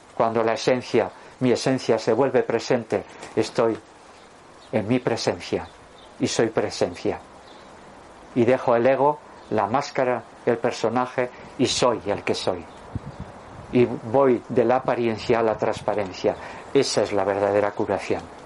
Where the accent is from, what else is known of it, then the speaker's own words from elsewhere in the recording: Durango, Basque Country, Spain; cuando yo nací en 1956, el portero del Atleti, de Bilbao era Carmelo Cedrún, que además era de mi pueblo, de Durango